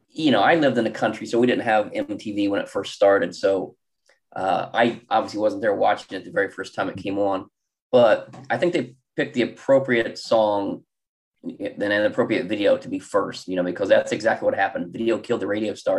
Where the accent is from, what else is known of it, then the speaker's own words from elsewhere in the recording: Columbus, Ohio, United States; I am also from Columbus, Ohio. I live in a suburb called Worthington